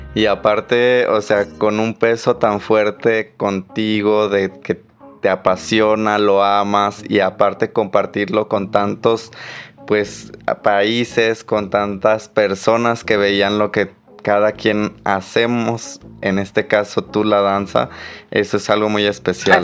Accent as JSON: {"language": "Spanish", "country": "Mexico", "said": "somos todos los mexicanos"}